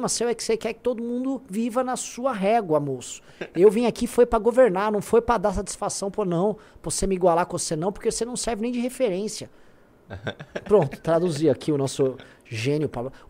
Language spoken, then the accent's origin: Portuguese; São Paulo, Brazil; Eu, eu nasci na Vila Prudente e morei na Moca até os 10 anos de, 8 anos, até os 8 anos de idade.